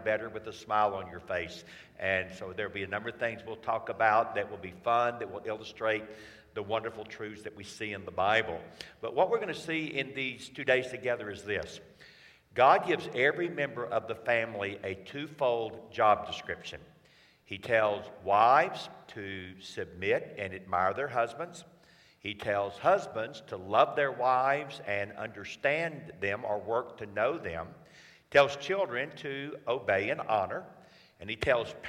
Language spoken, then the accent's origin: English; Atlanta, Georgia, United States; I'm from Atlanta, Georgia